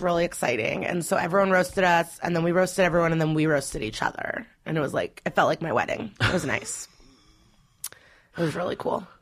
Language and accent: English; Skokie, Illinois, United States; born or raised there; also born or lived in Russia / Chicago; now in New York, United States